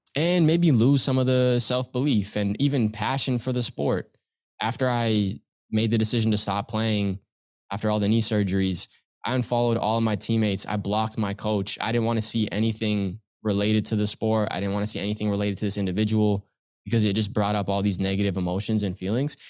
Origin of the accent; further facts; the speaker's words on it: Pickering, Ontario, Canada; I grew up in Pickering, Ontario, still here now